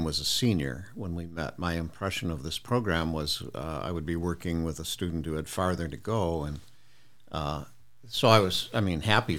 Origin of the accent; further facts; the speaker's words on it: Toledo, Ohio, United States; I grew up in Toledo, Ohio, in a working class family.